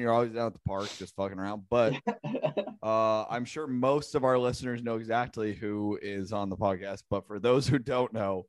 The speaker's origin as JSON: {"language": "English", "town": "Georgetown", "region": "Massachusetts", "country": "United States", "said": "if someone was like, yo, where are you from? And you were like, Georgetown"}